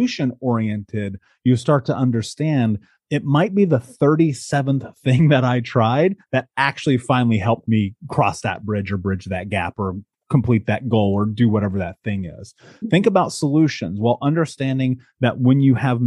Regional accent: United States; moved away; growing up in America and now having traveled the world and lived in 12 countries

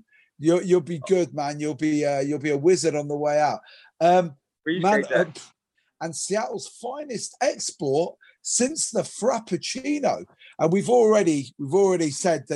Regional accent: Ireland; as an Irish guy and a 52-year-old Irish guy

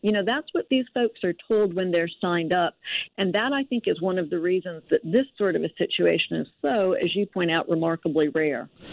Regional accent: North Alabama, United States; I'm actually from North Alabama

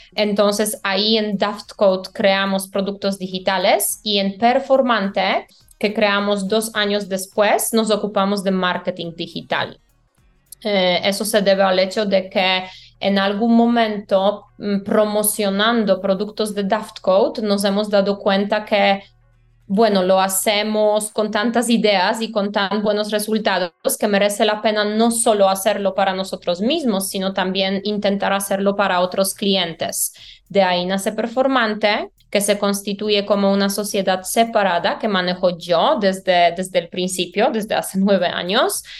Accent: Poland; born or raised there; Spanish is a second language; moved away as an adult; also born or lived in Valencia, Spain; now in Colombia

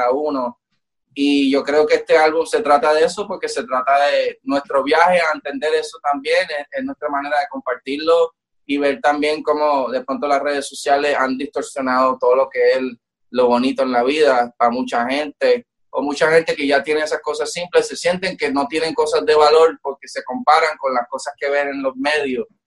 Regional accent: Puerto Rico; como latino, como boricua

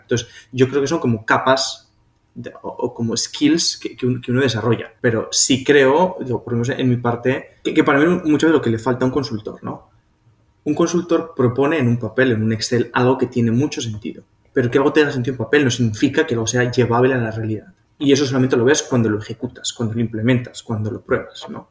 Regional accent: Pamplona, Navarre, Spain; moved away as an adult; now in Colombia; yo soy de Pamplona

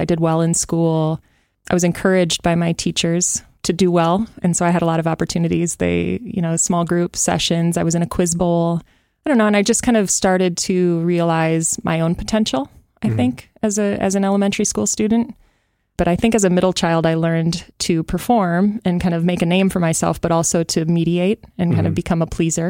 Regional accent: Sioux Falls, South Dakota, United States; moved away as an adult; now in Northfield, United States; Growing up in Sioux Falls was amazing and great friends, great opportunities

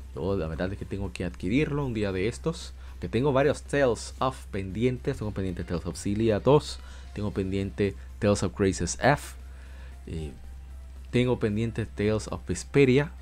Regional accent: Dominican Republic; como decimos en mi país República Dominicana

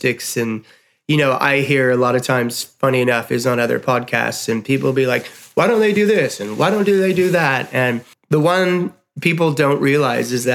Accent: Chicago, Illinois, United States; as a kid growing up in Chicago

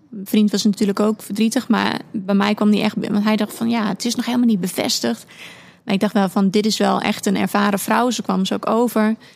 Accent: Overijssel, Netherlands; moved away as an adult; also born or lived in Leeuwarden; now in Heerenveen, Netherlands; ben 31 jaar. Ik woon in Heerenveen. Uh, ik kom officieel uit Overijssel. Maar eh, ooit eh, naar Leeuwarden gaan om studeren en daar mijn vriend leren kennen. Daar een beetje blijven hangen.

